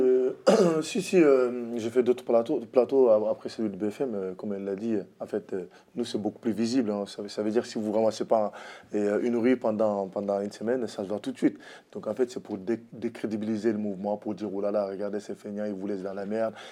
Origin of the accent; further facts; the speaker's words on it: France; je suis français d'immigration, de l'immigration